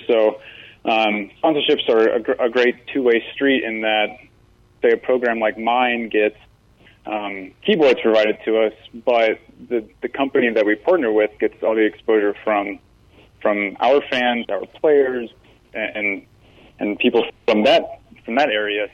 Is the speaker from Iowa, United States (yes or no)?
yes; Iowa, United States; moved away as an adult; now in West Virginia, United States; I come from Iowa